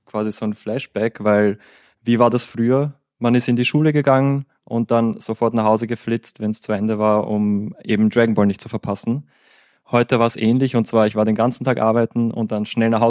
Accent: Vienna, Austria; Ich komme aus Wien. Das ist im schönen Österreich. Ich bin 29 Jahre alt.

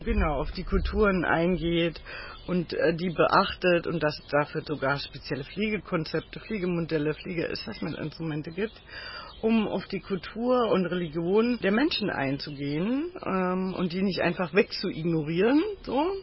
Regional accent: Germany; Für mich ist ja Berlin und Brandenburg meine Heimat, weil ich hier groß geworden bin

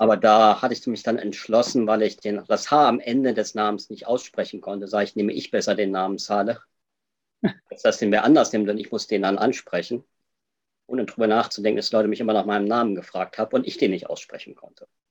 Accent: Germany; moved away as an adult; also born or lived in Jeddah, Saudi Arabia; now in Switzerland

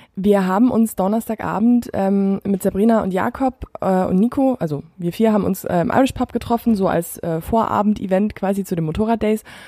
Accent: near Füssen, Bavaria, Germany; moved away as an adult; now in Munich, Germany; in der Nähe von Füssen ist so meine, meine Heimatregion.

